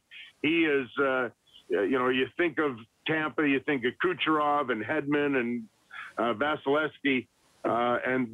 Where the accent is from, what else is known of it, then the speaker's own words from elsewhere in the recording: Edmonton, Alberta, Canada; growing up in Edmonton